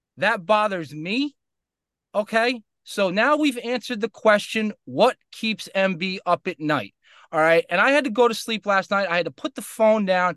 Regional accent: Westchester County, New York, United States; I grew up in Westchester County

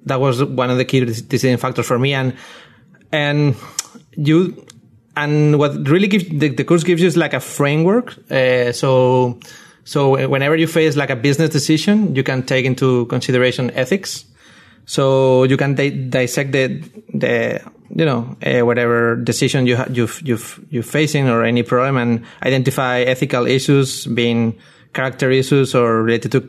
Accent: Spain; moved away; I'm from Spain

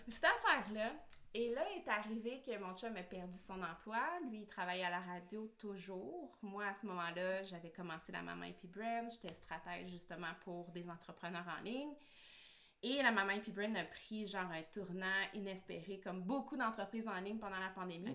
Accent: Quebec, Canada; also born or lived in San Diego, United States; je suis née au Québec

